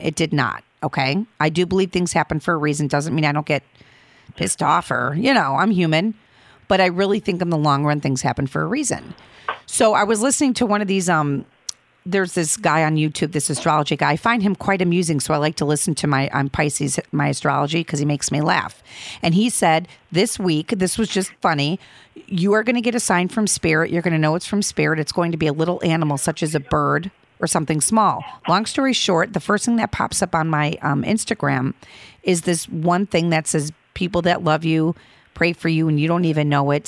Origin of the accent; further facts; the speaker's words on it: Chicago, Illinois, United States; I'm from the Midway Airport